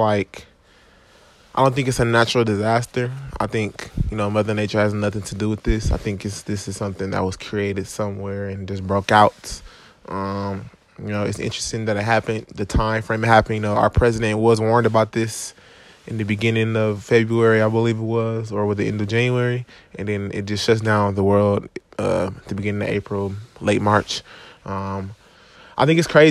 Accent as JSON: {"language": "English", "town": "Milwaukee", "region": "Wisconsin", "country": "United States", "said": "I'm from Milwaukee, Wisconsin"}